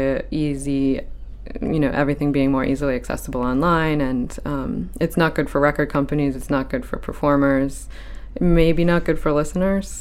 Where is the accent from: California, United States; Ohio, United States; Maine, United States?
Maine, United States; Saco; now in Portland, United States; I grew up in Saco from age 7 on